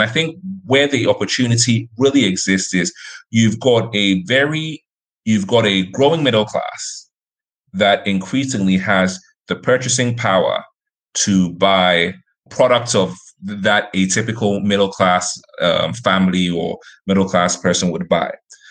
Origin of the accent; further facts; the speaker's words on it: Accra, Greater Accra, Ghana; also born or lived in Lagos, Nigeria / Johannesburg, South Africa / Nairobi, Kenya / Abu Dhabi, UAE; I was born and raised in Accra. Throughout my life, I was educated here, went to college here, went to a college called Oshesi University.